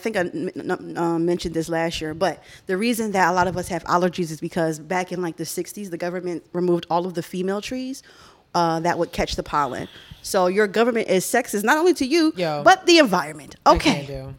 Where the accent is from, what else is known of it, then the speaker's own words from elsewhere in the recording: Philadelphia, Pennsylvania, United States; my neighborhood in Philly.